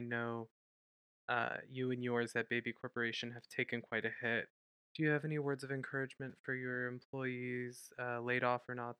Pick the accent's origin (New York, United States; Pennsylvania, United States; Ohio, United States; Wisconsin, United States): Ohio, United States; Well, I'm from Ohio.